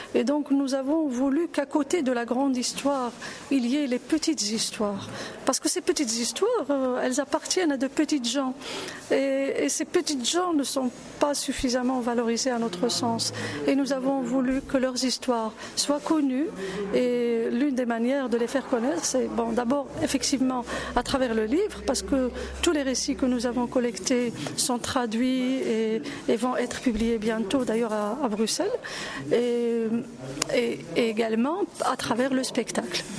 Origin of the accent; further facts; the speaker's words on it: Morocco; je suis marocaine